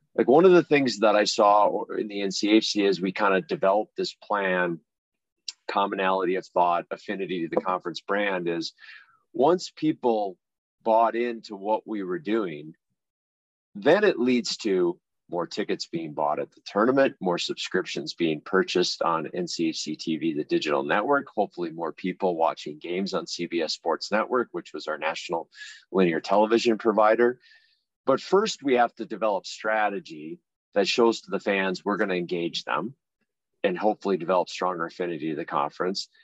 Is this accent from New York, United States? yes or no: no; Litchfield, Minnesota, United States; I grew up in a small town called Litchfield, Minnesota, uh, about 60 miles west of Minneapolis, St. Paul area, rural farming community